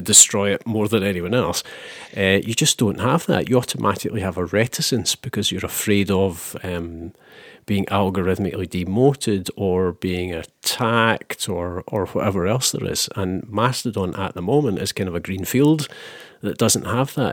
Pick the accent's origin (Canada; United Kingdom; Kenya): United Kingdom; Scotland; I'm from Scotland